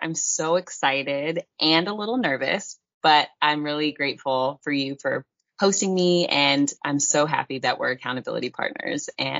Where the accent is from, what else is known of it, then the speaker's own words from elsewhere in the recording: North Carolina, United States; moved away as an adult; also born or lived in Salt Lake City, Utah / Virginia / Washington, D.C.; now in Bali, Indonesia; I grew up in North Carolina, and that's where I was raised. But I was born in Salt Lake City, Utah. Half my family is Mormon. The other half of my family is Christian and Catholic. Yeah, I was born in Utah.